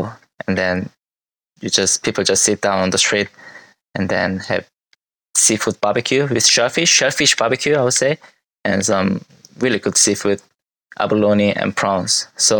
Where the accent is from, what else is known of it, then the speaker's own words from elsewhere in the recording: South Korea; if you order in Korea, you will get probably 5 side dishes to come with. But in my hometown, you should be able to get like 15 different side dishes with just one serve of rice and soup.